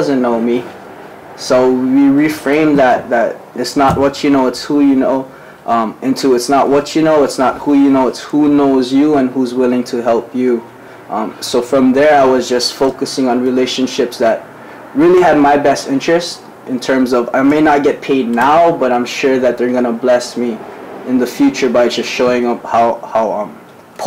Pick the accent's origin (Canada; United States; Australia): United States; Ewa Beach, Hawaii; I'm from Evo Beach on the hood